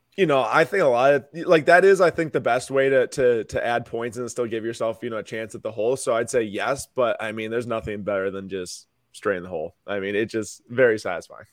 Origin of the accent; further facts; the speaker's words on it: Milwaukee, Wisconsin, United States; I'm from Milwaukee. I live here right now